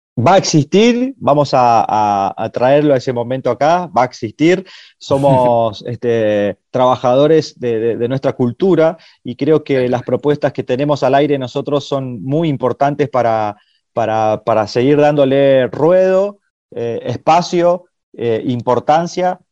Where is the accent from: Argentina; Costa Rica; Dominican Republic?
Argentina; Corrientes; yo soy un artista correntino